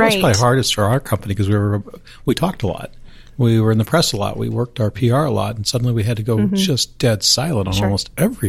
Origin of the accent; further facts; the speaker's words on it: Eastern Iowa, United States; I grew up in Eastern Iowa